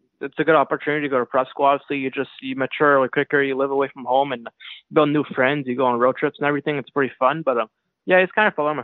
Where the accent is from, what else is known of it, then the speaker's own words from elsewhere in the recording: Montreal, Quebec, Canada; also born or lived in New York City, United States; I was always from Montreal. I mean, I was born in Montreal.